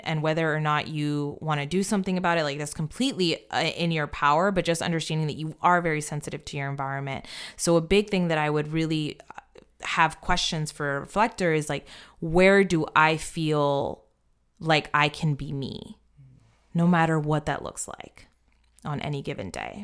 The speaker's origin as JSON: {"language": "English", "country": "United States", "said": "I am American"}